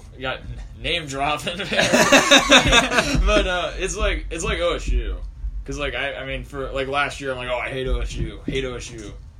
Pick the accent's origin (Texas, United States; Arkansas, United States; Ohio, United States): Ohio, United States; Columbus; growing up in Columbus